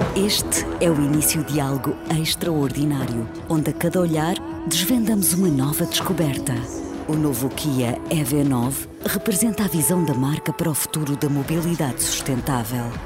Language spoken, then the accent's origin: Portuguese; Porto, Norte, Portugal; nasci no Porto em 1976